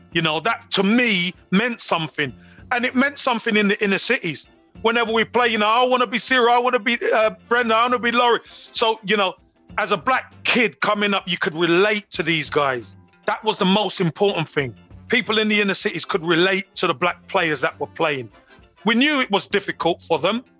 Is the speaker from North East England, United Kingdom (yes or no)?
no; London, United Kingdom; Growing up in Brixton in the inner city back then in the 70s and 80s